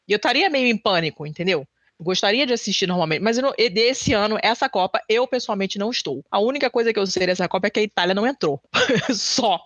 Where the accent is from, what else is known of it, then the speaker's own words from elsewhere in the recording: Rio de Janeiro, Brazil; eu sou carioca